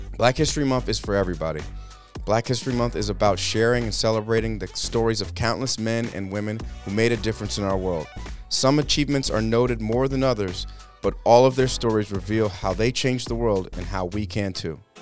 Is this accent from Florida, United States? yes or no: no; California, United States; now in Massachusetts, United States; I say my R's, okay? I'm from California.